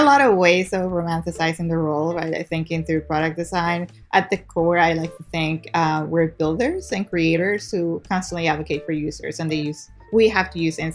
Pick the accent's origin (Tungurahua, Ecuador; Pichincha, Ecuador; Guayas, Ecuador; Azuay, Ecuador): Guayas, Ecuador; Guayaquil; now in United States; I was born and raised in Guayaquil, Ecuador. I moved here actually to go to school